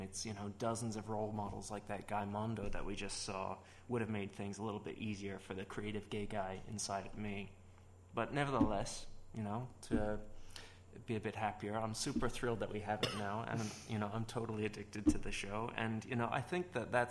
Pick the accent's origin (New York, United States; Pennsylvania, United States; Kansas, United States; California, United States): New York, United States; moved away; I grew up in New York